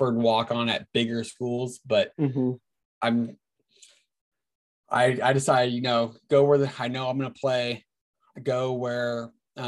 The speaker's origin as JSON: {"language": "English", "town": "Tracy", "region": "California", "country": "United States", "tie": "born or raised there", "also_born_or_lived": "Havre, Montana", "moved": "as an adult", "said": "Growing up in California, I grew up in Tracy, California"}